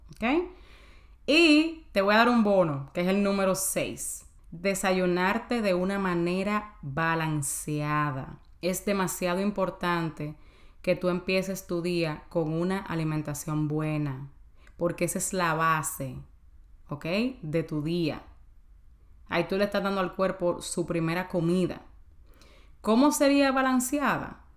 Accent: Dominican Republic; Yo me como avena o ah, yo soy dominicana, señora, tú un pedacito de plátano, yo me como yuca, lo que sea.

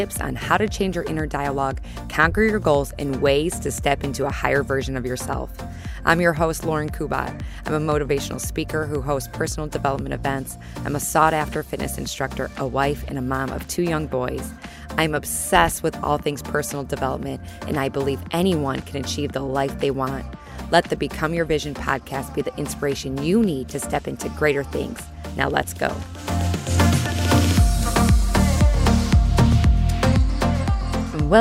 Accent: Chicago, Illinois, United States; I'm from Chicago

